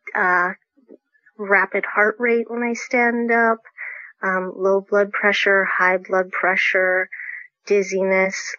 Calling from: Folsom, California, United States; I'm calling in from Folsom, California

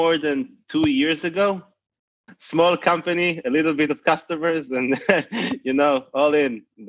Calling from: Cupertino, California, United States; From Cupertino, California

